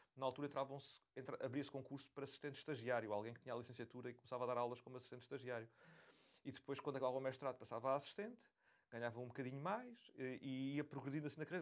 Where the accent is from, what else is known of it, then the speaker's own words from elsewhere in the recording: Beja, Alentejo, Portugal; moved away; Eu, crescendo em Beja, tinha a dificuldade acrescida de não conseguir ter acesso a lojas que vendessem componentes eletrónicos